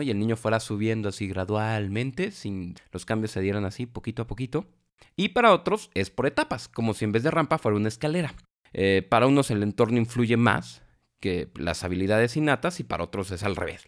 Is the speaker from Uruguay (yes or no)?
no; Mexico; porque nosotros somos mexicanos